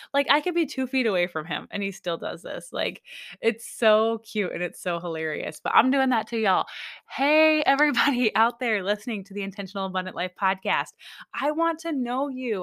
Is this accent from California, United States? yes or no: no; Michigan, United States; now in Alaska, United States; I was raised in Michigan, born and raised in Michigan, but I moved to Alaska way back in two thousand and four